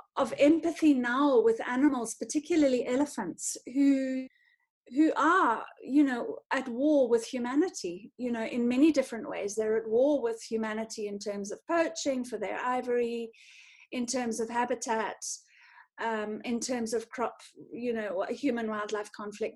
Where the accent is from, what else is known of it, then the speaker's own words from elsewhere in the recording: North Harare, Zimbabwe; I grew up in Zim, um, in sort of North Harare, in in a in in the rural area